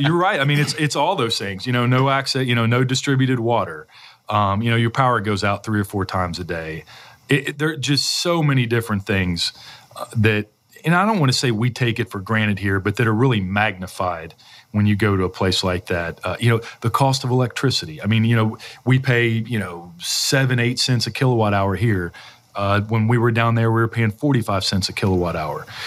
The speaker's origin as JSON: {"language": "English", "town": "Louisville", "region": "Kentucky", "country": "United States", "tie": "born or raised there", "said": "I grew up in this area. You know, I was born in Louisville"}